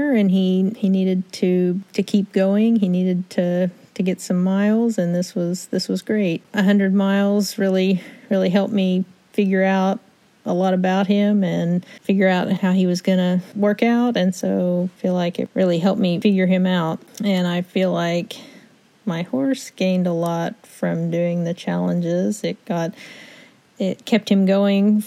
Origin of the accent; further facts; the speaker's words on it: Pryor, Oklahoma, United States; I'm from Pryor, Oklahoma.